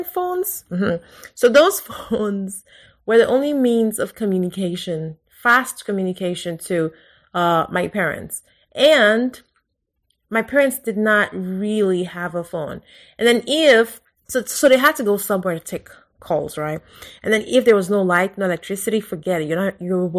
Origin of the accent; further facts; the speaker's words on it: Lagos, Nigeria; moved away as an adult; now in United States; I grew up in Lagos. I was born in Lagos